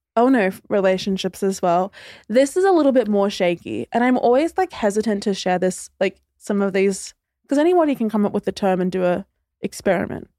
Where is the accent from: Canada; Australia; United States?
Australia; Queensland; now in Sydney, Australia; originally I'm from Queensland, but I now live in Sydney